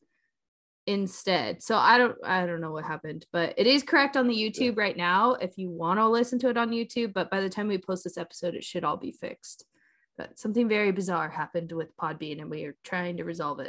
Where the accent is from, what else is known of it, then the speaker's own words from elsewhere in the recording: Oregon coast, United States; growing up on the Oregon coast